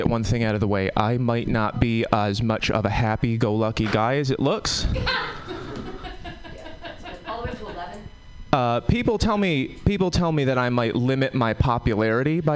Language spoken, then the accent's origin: English; Connecticut, United States; now in Oakland, United States; I'm from Connecticut. We have different problems in Connecticut